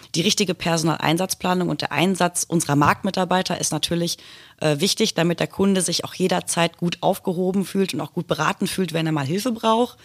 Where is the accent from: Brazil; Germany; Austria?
Germany; Hattingen, North Rhine-Westphalia; Ich bin gebürtig aus Hattingen an der Ruhr.